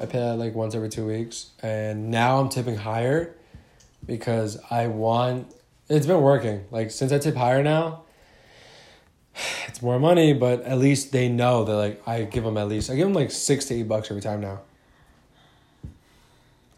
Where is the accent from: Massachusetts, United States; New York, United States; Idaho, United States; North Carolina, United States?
New York, United States; Long Island; Long Island